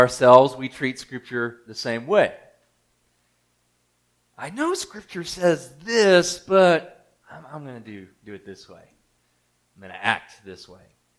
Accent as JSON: {"language": "English", "region": "Mississippi", "country": "United States", "said": "I'm from Mississippi"}